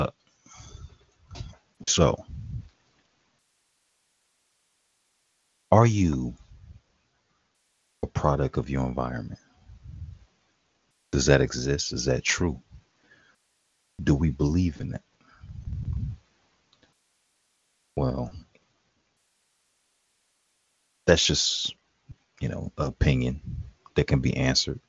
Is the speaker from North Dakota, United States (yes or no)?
no; Chicago, Illinois, United States; being raised in Chicago, even though it was still a lot of shootings